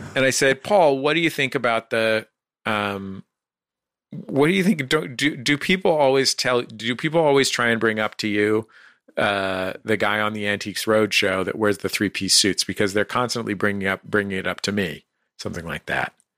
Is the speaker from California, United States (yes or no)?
yes; San Francisco, California, United States; I'm from San Francisco